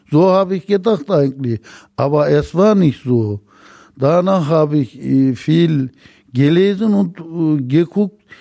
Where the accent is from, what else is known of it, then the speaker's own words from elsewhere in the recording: Germany; Ich bin selber Türke, aber ich bin mein Leben hier Deutschland aufgewachsen.